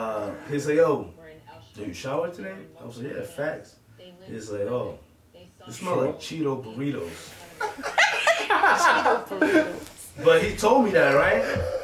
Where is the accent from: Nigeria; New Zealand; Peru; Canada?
Peru; now in United States; I came from Peru